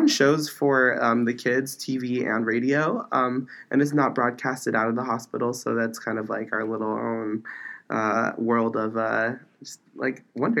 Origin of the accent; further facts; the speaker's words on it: Orange, California, United States; I'm from here. I'm from Orange, California. Not born, but definitely raised for like a good majority of my life.